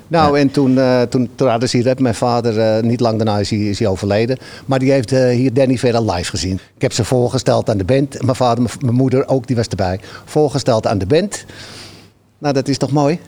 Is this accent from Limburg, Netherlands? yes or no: no; Amsterdam, North Holland, Netherlands; now in Halsteren, Netherlands; ik kom uit Amsterdam-Noord, maar ik heb een tijdje in Oost gewoond